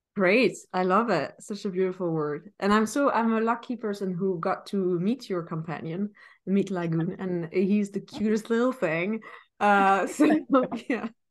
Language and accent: English; Paris, Île-de-France, France; moved away; I come from Paris.